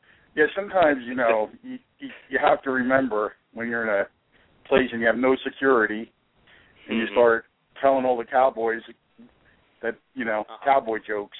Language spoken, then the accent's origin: English; West Orange, New Jersey, United States; I'm actually born and raised in Jersey, my friends.